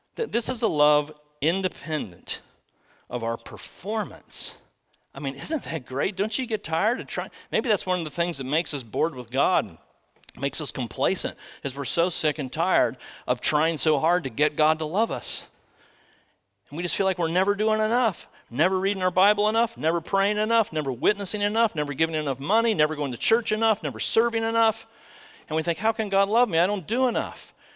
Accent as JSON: {"language": "English", "country": "United States", "said": "I'm an American."}